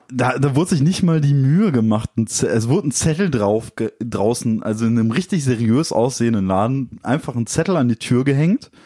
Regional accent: Dortmund, North Rhine-Westphalia, Germany; wir kommen halt aus Dortmund

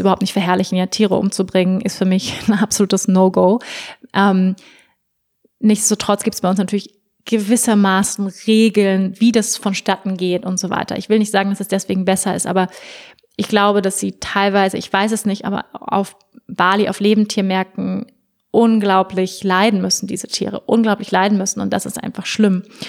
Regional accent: Germany; bei uns in Deutschland

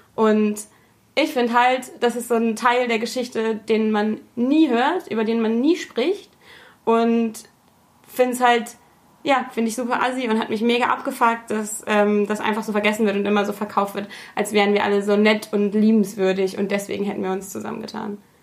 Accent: Germany; als Deutsche

